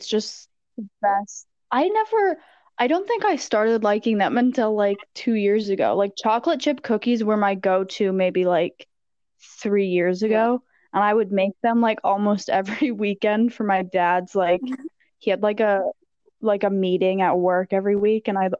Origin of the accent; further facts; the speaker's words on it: Madison, Wisconsin, United States; also born or lived in Albuquerque, New Mexico; I moved from Albuquerque to Madison.